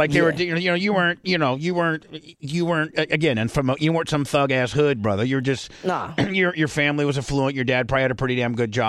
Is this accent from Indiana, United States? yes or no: yes; Warsaw, Indiana, United States; now in Tampa area, United States; I'm from Indiana, nonetheless.